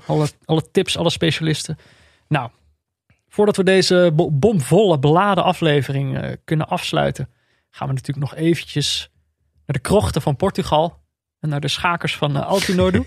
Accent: Veldhoven, North Brabant, Netherlands; also born or lived in Amsterdam; Ik ben, eh, de luisteraars weten dit wel, opgegroeid in Veldhoven, in de buurt van Eindhoven

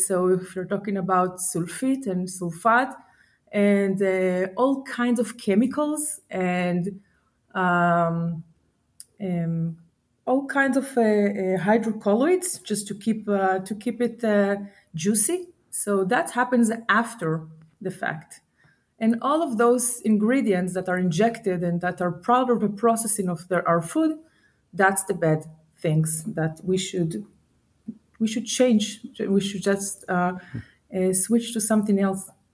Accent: Israel; I'm from Israel. I'm located in Israel, born and raised

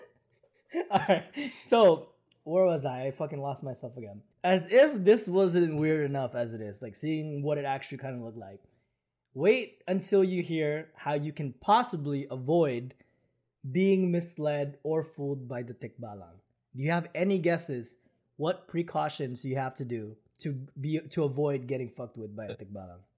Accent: Philippines; moved away; when I was growing up in the Philippines

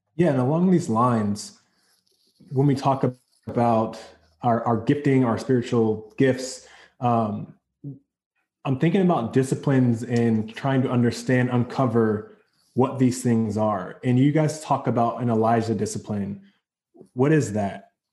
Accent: North Carolina, United States; I'm from North Carolina in the South, and at my high school, it was a really big deal.

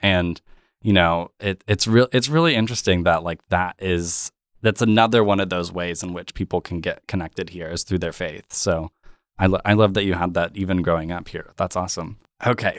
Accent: Tulsa, Oklahoma, United States; moved away as an adult; my hometown

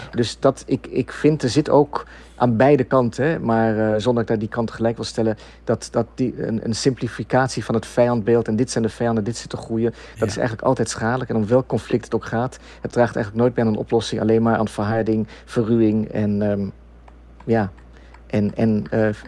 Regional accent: Netherlands; moved away; ik, ik ben ooit weggegaan uit Nederland. Mijn ouders waren zelf ook migranten, gedwongen migranten.

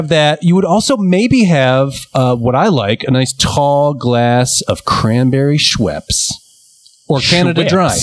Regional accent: United States; as an American

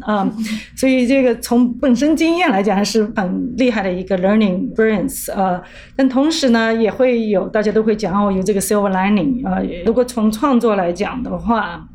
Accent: Shanghai, China; moved away as an adult; also born or lived in Europe; now in New York, United States; 因为我也是上海人

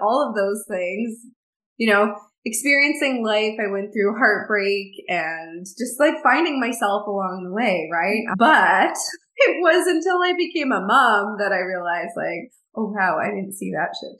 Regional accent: middle of Canada, Canada; I'm actually from the middle of Canada. I'm a Canadian girl born and raised

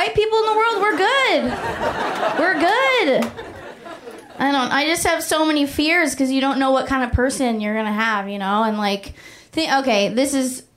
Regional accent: Oakland, California, United States; moved away; last time I was home, I'm from Oakland, California

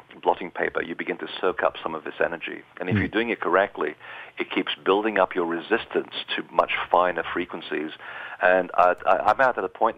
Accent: Portugal; I was born in Portugal

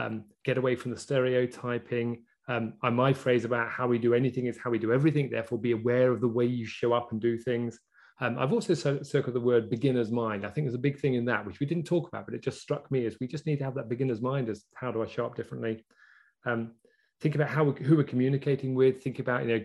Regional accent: England, United Kingdom; as an English person

